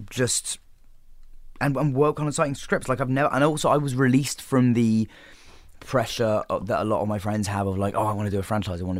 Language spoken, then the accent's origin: English; England, United Kingdom; Okay, well, I mean, uh, being English, obviously the the original Office.